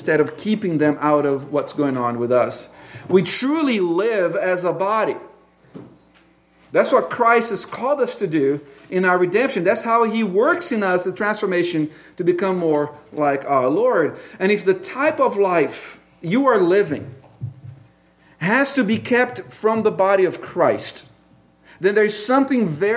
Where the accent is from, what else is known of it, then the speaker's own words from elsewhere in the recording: Brazil; moved away; I grew up in Brazil